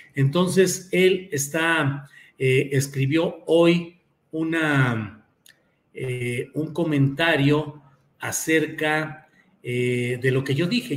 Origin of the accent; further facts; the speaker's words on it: Torreón, Coahuila, Mexico; Coahuila, Coahuila de donde soy nativo. Yo nací en Torreón, Coahuila, y a mucha honra